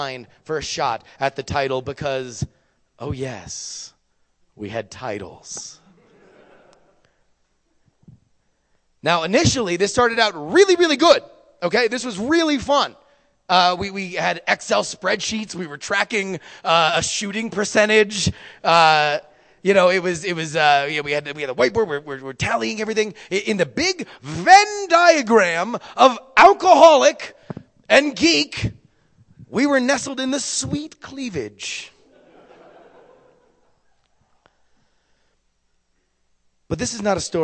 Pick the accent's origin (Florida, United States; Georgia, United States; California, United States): Florida, United States; moved away as an adult; Florida, where I was raised